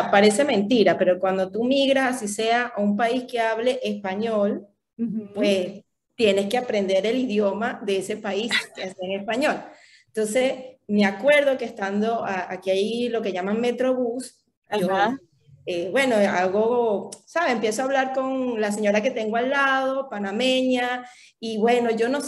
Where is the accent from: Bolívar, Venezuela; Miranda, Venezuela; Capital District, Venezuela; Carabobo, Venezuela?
Carabobo, Venezuela; Valencia; also born or lived in Falcón / Caracas; yo nací en Falcón, mis padres migran también a Valencia y ahí tuve una vida, o sea, prácticamente pasé mi infancia y mi adultez entre Valencia y Caracas.